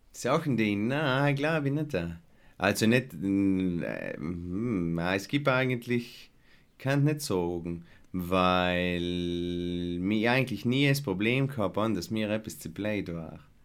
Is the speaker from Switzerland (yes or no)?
no; Lana, Trentino-Alto Adige, Italy; ich das erste Mal mitgetan habe, bei ich ein Weihnachtsspiel äh, von der Volksbühne in Lana, wäre ich vielleicht fünf oder sechs gewesen sein